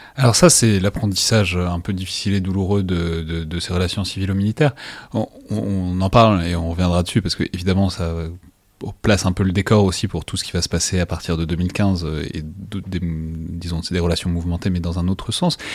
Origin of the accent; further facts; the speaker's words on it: France; accent: French; mon horrible accent français